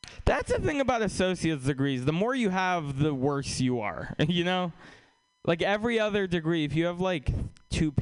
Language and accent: English; Russia; now in United States; we're from Russia